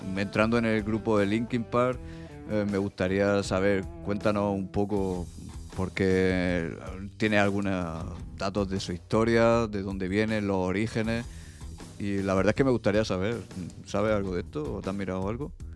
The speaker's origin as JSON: {"language": "Spanish", "region": "Region of Murcia", "country": "Spain", "said": "pronuncio las bandas de esa manera porque también soy de Murcia"}